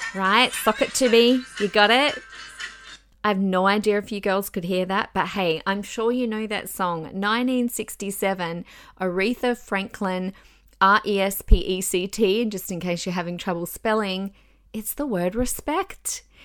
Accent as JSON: {"language": "English", "country": "Australia", "said": "I'm an Australian citizen"}